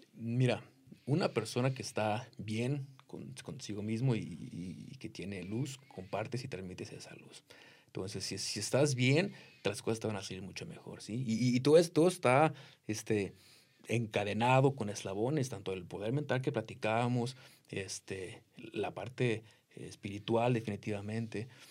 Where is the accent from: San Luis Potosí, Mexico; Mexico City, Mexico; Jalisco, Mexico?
Jalisco, Mexico; now in United States; From Jalisco, México